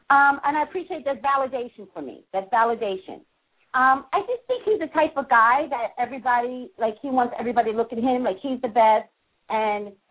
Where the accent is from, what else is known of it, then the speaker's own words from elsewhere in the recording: New York City, New York, United States; moved away; Originally, yes. from the Bronx.